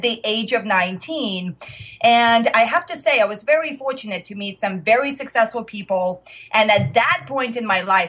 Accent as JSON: {"language": "English", "country": "Russia", "moved": "yes", "said": "If you are hearing the accent, I am originally from Russia."}